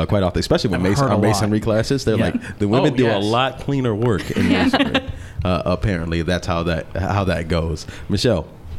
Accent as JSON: {"language": "English", "area": "Henrico County", "region": "Virginia", "country": "United States", "tie": "born or raised there", "said": "I grew up here in Henrico County"}